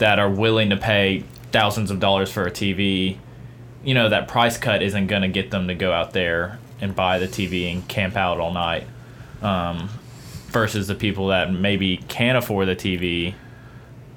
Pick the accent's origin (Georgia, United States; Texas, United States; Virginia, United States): Texas, United States; Dallas; My hometown.